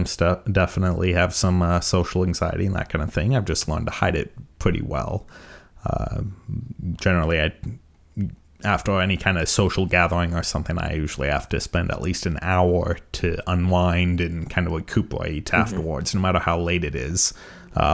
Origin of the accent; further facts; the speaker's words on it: California, United States; So I won't be able to say that for much longer, that I'm mostly from California.